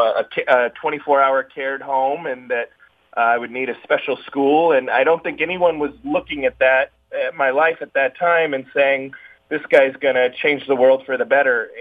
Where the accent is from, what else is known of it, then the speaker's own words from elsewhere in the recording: Fullerton, California, United States; I was born in Southern California in a small town called Fullerton